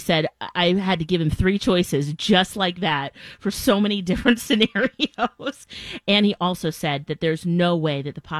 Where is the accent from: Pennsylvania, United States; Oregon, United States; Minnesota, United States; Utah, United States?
Minnesota, United States; also born or lived in Boston; I grew up here in Minnesota, but I went to college in Boston and my bank account was here.